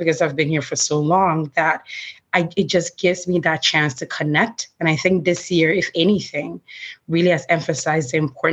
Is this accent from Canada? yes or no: no; Ghana; now in New York City, United States; I'm originally from Ghana, and I come from a large family.